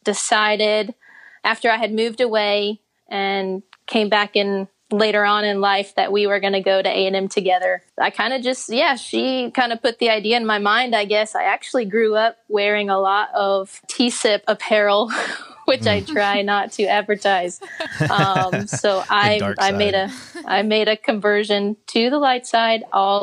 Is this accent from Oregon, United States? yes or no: no; Virginia, United States; born there; also born or lived in Dallas / Connecticut; So I was born in Virginia. Then we moved to Texas. My dad's side of the family's from Tyler and my mom from San Antonio.